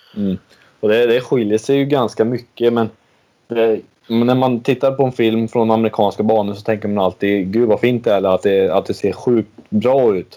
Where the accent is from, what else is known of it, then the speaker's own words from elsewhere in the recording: Sweden; vi kommer från lilla Sverige